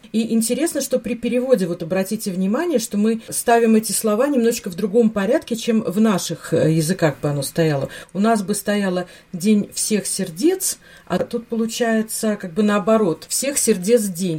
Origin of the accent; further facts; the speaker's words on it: Latvia; у нас в Латвии, откуда я родом